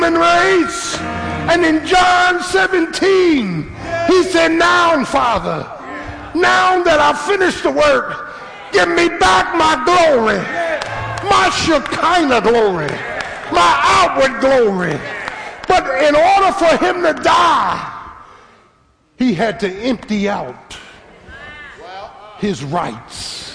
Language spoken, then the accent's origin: English; Philadelphia, Pennsylvania, United States; I was a little boy growing up in South Philly